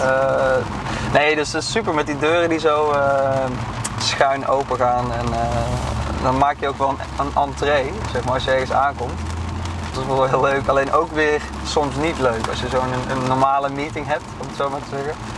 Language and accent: Dutch; Drunen, North Brabant, Netherlands; Ik kom uit Drunen, een dorp in Brabant